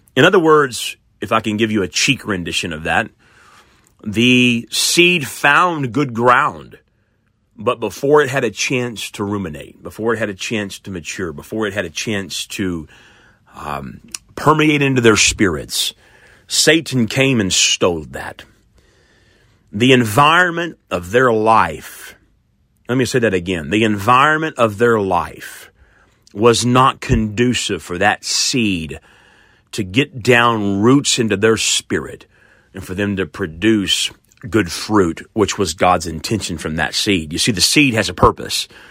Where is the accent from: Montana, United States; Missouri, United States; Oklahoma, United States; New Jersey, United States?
Oklahoma, United States; I grew up here in Oklahoma